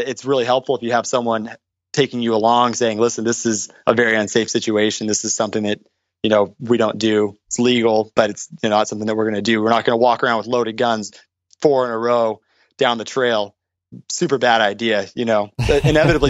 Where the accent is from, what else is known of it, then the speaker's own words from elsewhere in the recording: Orange County, California, United States; I was raised in Orange County